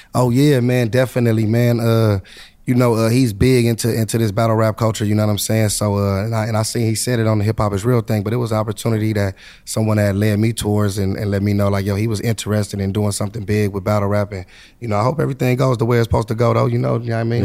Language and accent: English; Compton, California, United States; I'm coming from Compton